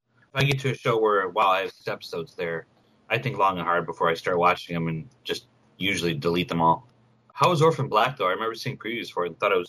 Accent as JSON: {"language": "English", "country": "United States", "said": "I'm American."}